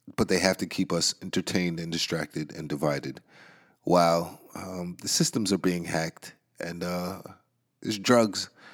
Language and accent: English; New York, United States; New York, man. Um, that's my home city, man. I'm in New York State. That's my hometown